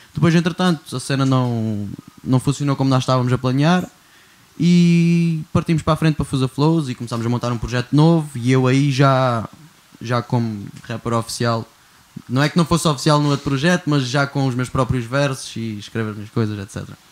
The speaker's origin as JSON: {"language": "Portuguese", "country": "Portugal", "tie": "born or raised there", "also_born_or_lived": "Siberia, Russia", "said": "vim para Portugal em 2000 com 6 anos de idade"}